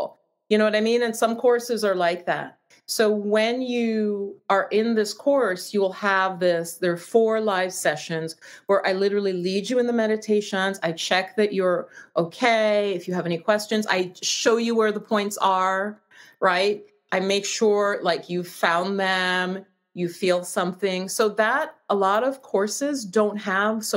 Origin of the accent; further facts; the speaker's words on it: New York, United States; I'm from New York.